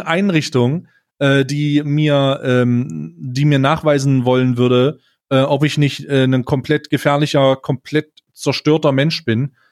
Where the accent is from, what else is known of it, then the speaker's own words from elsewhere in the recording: Magdeburg, Saxony-Anhalt, Germany; moved away; ich komme, äh, ursprünglich, äh, aus Magdeburg